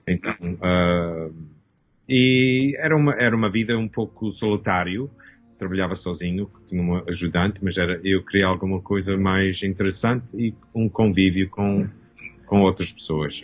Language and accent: Portuguese; Toronto, Ontario, Canada; nasci aqui em Canadá. Meus pais eram portugueses, o meu, uh, o meu pai veio a Canadá nos fins dos 50 e a minha mãe veio no 64. Uhum e eu nasci em 65 aqui em Toronto